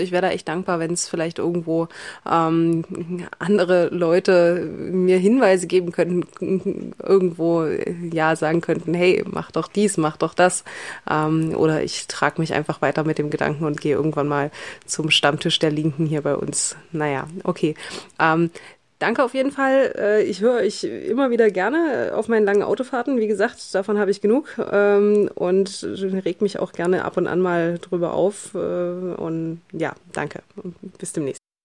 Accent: Saxony-Anhalt, Germany; ich komme aus Sachsen-Anhalt, ähm, kleinere Stadt Sachsen-Anhalt.

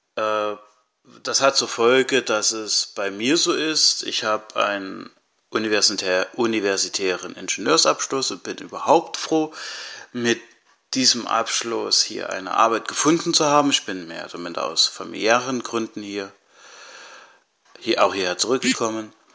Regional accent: Altenburg, Thuringia, Germany; ursprünglich komme ich aus Altenburg und ich wohne und arbeite auch jetzt wieder hier.

